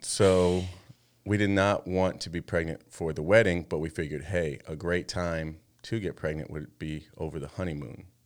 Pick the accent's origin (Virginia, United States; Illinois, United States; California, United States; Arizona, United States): Arizona, United States; moved away as an adult; now in Washington, United States; we used to live in Arizona for the majority of our lives